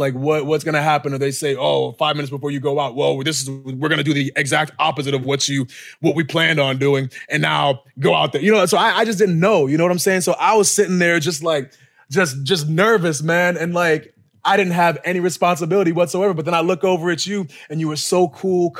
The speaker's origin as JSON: {"language": "English", "town": "Boston", "region": "Massachusetts", "country": "United States", "tie": "born or raised there", "moved": "yes", "said": "in Boston, my hometown, like my backyard"}